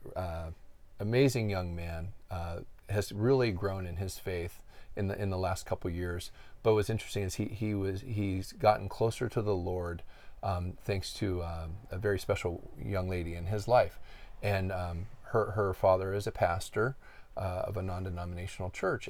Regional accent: Erie, Pennsylvania, United States; I grew up here in my hometown where we're sitting right now

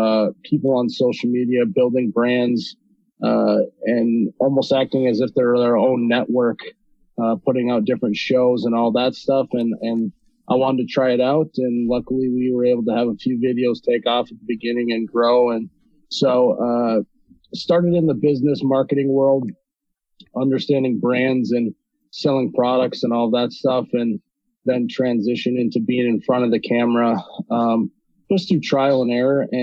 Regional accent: Fargo, North Dakota, United States; I'm from Fargo. I'm born and raised in Fargo, North Dakota

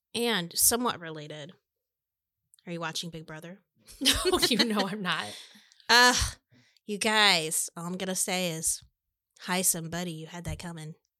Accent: Lafayette, Indiana, United States; I was born in Lafayette

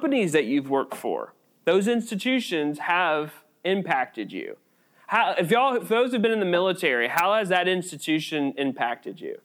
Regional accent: United States; We are American citizens

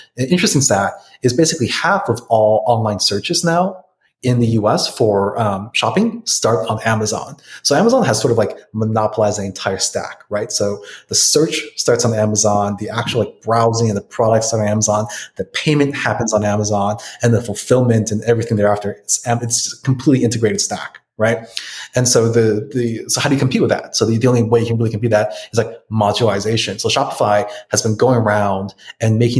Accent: United States; I'm American

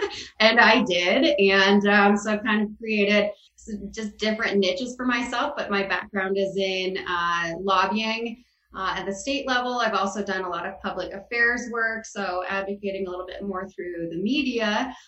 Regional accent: Des Moines, Iowa, United States; now in Colorado, United States; I am originally from Des Moines, Iowa. I actually ended up in Colorado

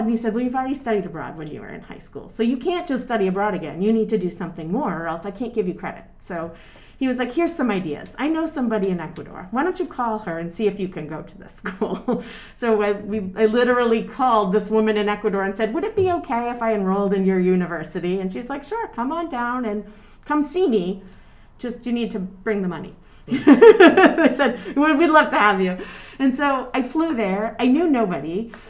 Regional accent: North Andover, Massachusetts, United States; born or raised there; also born or lived in Lawrence, Massachusetts / Exeter, New Hampshire

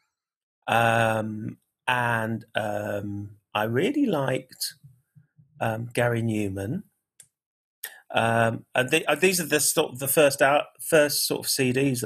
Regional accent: St Ives, East of England, United Kingdom; also born or lived in Gibraltar / Leicester; I was brought up in St Ives near Cambridge

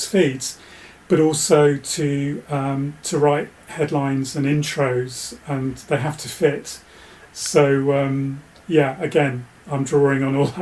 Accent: Bedfordshire, East of England, United Kingdom; now in West Country, United Kingdom; I grew up in Bedfordshire. So, used to watch Anglia then

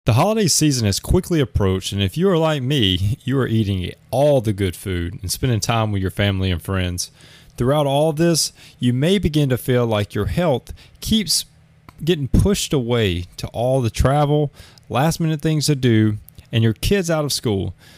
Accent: Alabama, United States; moved away as an adult; now in Oahu, Hawaii, United States; I'm from Alabama, but I, I live in Hawaii

